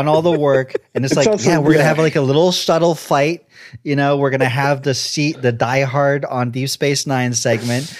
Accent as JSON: {"language": "English", "town": "Montreal", "region": "Quebec", "country": "Canada", "said": "I'm from Montreal"}